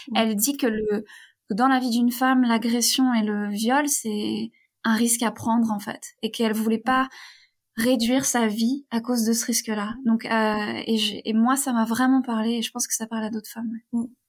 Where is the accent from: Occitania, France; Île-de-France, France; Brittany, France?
Brittany, France; near Rennes; moved away; also born or lived in Turkey; j'ai grandi euh, près de Rennes